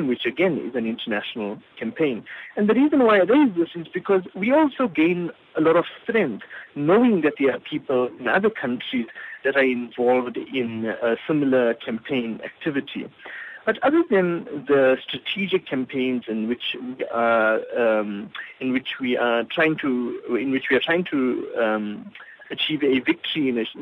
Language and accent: English; South Africa; being South African puts one in a very privileged but also difficult position